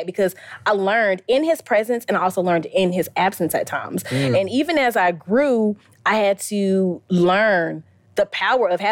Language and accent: English; Valdosta, Georgia, United States; born or raised there; also born or lived in Nashville, Tennessee / Stockton, Georgia